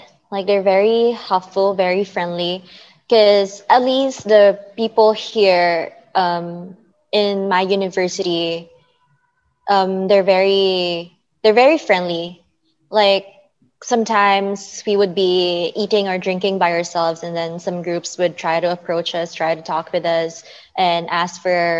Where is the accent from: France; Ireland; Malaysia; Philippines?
Philippines; because when they find out I'm a Filipino, they would always tell me like, oh, but your accent doesn't sound Filipino.